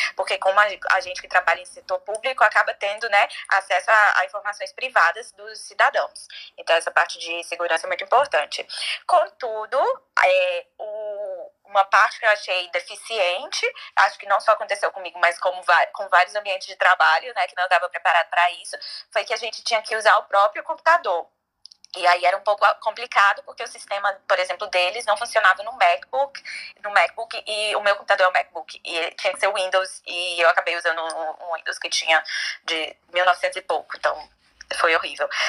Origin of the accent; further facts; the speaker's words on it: Brazil; now in United States; nós brasileiros somos uma cultura muito mais leve